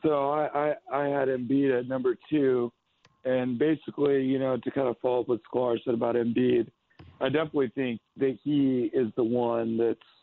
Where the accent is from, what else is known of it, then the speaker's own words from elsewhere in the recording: Lacey, Washington, United States; my hometown in Lacey, Washington